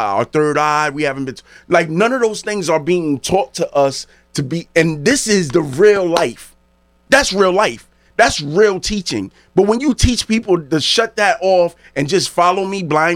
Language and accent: English; New Haven, Connecticut, United States; I'm from, if anybody know New Haven, I'm from the New Hallville section